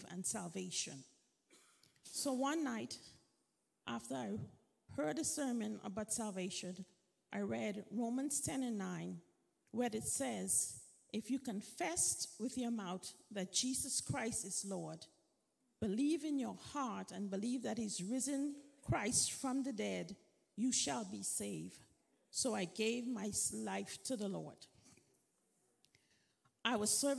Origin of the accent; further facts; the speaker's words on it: Freeport, Grand Bahama, Bahamas; moved away; I grew up in Freeport, Bahamas